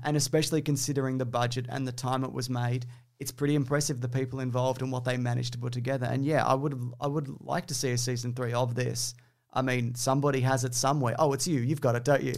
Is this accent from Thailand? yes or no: no; New Zealand; I'm from New Zealand